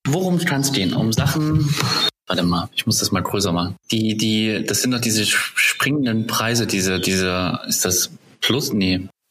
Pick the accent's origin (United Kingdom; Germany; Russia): Germany; East Germany; ich bin ja ein Kind der DDR